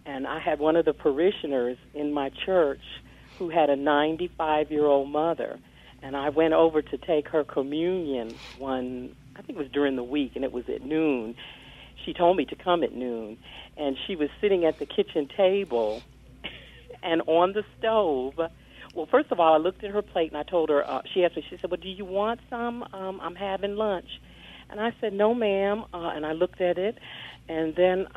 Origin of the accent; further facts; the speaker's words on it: New York, United States; moved away; I'm originally from New York